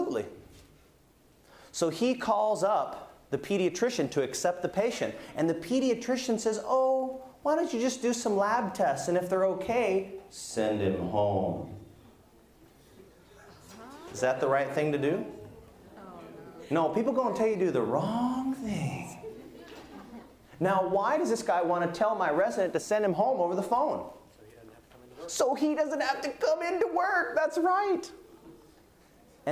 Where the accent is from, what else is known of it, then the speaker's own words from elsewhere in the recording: United States; I'm American